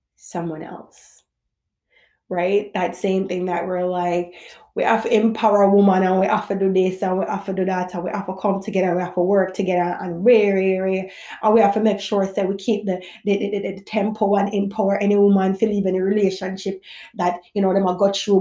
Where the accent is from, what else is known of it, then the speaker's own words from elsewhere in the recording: Jamaica; I'm a Jamaican mother